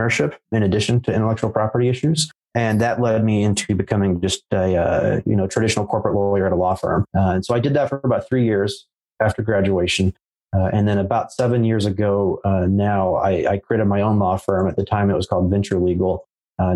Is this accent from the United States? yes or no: yes; United States; I was born here in America, so I'm American